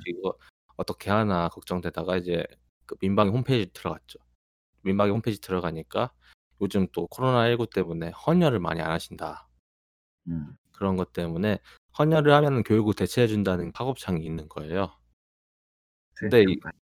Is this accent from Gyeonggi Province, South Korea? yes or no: yes; Goyang, Gyeonggi Province, South Korea; 제 어린 시절에 거의 한 절반 가까이를 일산에 살았는데